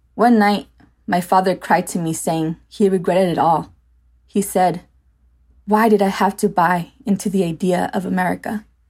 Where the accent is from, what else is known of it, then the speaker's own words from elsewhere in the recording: United States; I was born here in the States